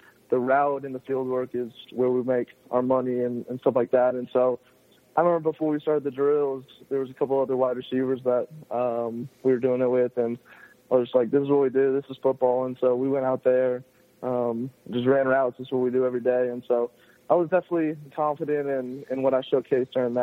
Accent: Milton, Georgia, United States; I come from Milton, Georgia, went to Cambridge High School

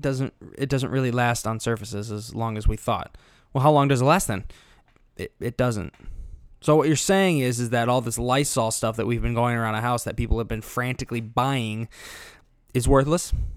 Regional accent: Illinois, United States; here in Illinois, yes, I'm from Illinois, not Chicago, there is a difference.

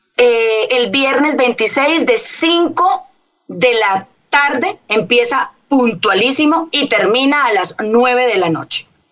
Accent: Colombia; now in Bogotá, Colombia; personas que nacimos en Colombia, un país sin igual

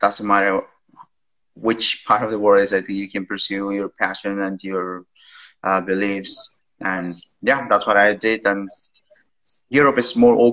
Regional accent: Peru; English is a second language; moved away as an adult; now in Vienna, Austria; I'm originally from Peru

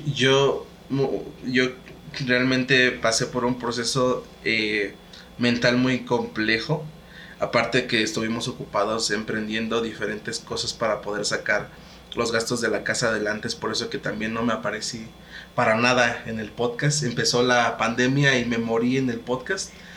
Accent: Hidalgo, Mexico; also born or lived in Veracruz; now in State of Mexico, Mexico; Yo, soy del estado de Hidalgo. Bueno, provengo del estado de Hidalgo, aunque nací en Veracruz.

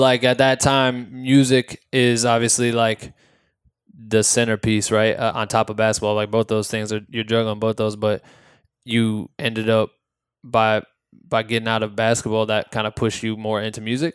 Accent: Iowa, United States; I grew up in Iowa

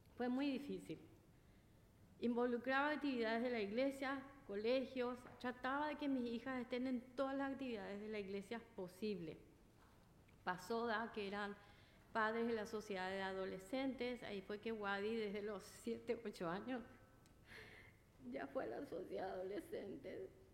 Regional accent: Paraguay; moved away as an adult; now in Flushing, United States; soy de Paraguay

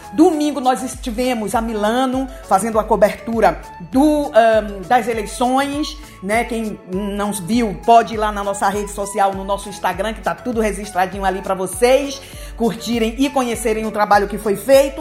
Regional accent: Bahia, Brazil; now in Italy; eu também sou nordestina, venho da Bahia

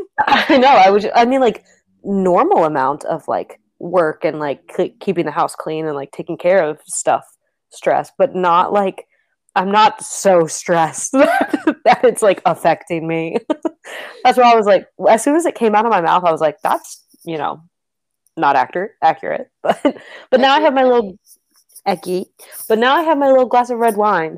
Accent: Kentucky, United States; I'm from Kentucky.

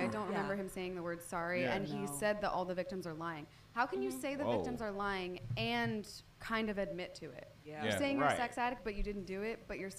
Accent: Philadelphia, Pennsylvania, United States; I'm from Philly, so I appreciated that.

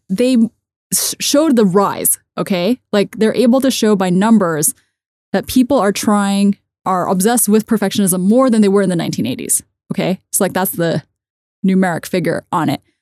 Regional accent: United States; I grew up in American system

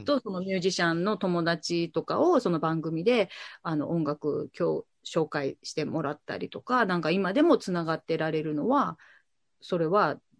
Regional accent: Kitakyushu, Fukuoka, Japan; moved away as an adult; also born or lived in Tokyo / New York; 今、えっと、地元北九州でラジオ局でパーソナリティとして喋らせていただいてる

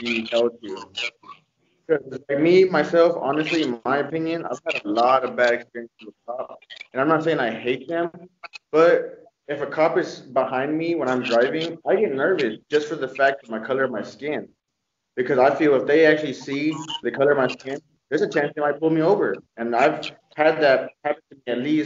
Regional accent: Fort Worth, Texas, United States; I grew up in the North Side Fort Worth

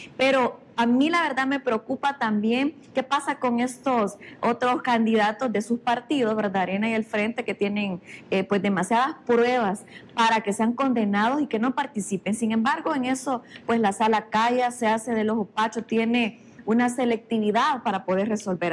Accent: San Marcos, San Salvador, El Salvador; Yo soy del pueblo, soy de San Marcos, incluso vivo ahí

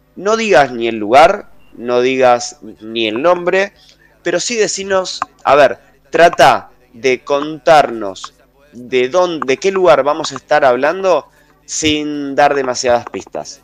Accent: Avellaneda, Buenos Aires Province, Argentina; desde que nací, eh, en Avellaneda

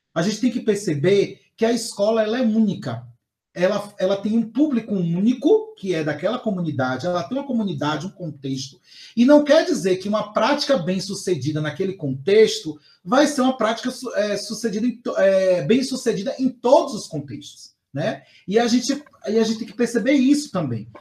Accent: Bahia, Brazil; eu sou, por exemplo, da Bahia, não sou de São Paulo

